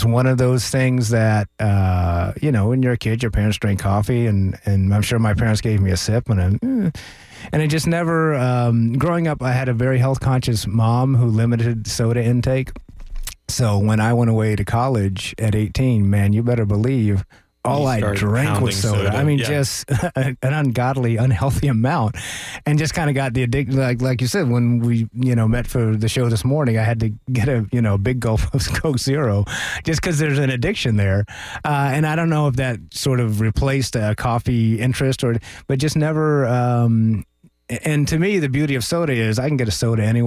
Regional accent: Tampa, Florida, United States; I grew up in Tampa, okay. Florida

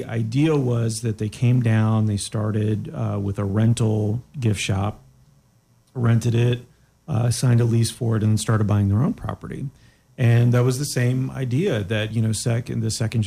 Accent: Daytona Beach, Florida, United States; also born or lived in Montreal, Canada / Orlando, Florida; my family came down in 73 to Daytona

